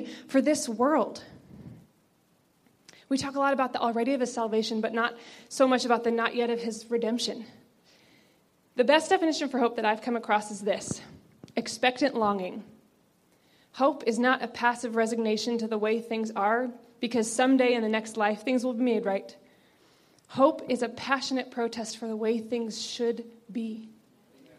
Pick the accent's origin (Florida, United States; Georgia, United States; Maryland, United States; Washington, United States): Maryland, United States; just outside of Annapolis; I grew up just outside of Annapolis, Maryland, where it snows plenty